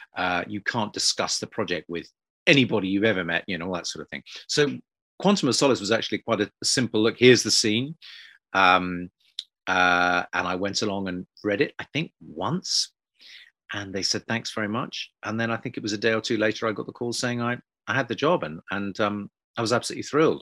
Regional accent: United Kingdom; British people growing up

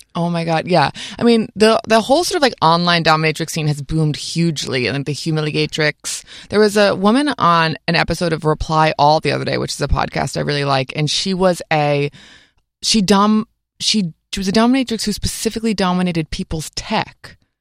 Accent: upstate New York, United States; I grew up in upstate New York

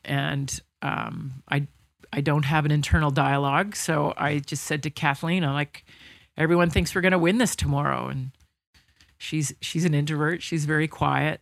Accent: Toronto, Ontario, Canada; I grew up in Toronto

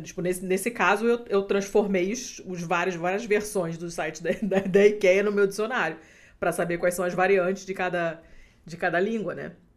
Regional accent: Rio de Janeiro, Brazil; accent: carioca; now in Portugal; meu sotaque carioca

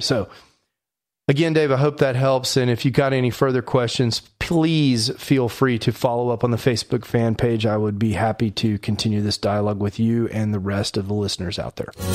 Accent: Houston, Texas, United States; I'm from Houston

